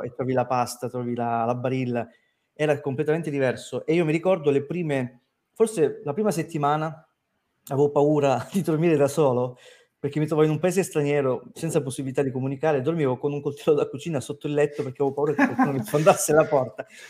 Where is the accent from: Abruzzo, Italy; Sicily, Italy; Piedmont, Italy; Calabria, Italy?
Calabria, Italy; Crotone; moved away; also born or lived in Rome; una persona come me che veniva da Crotone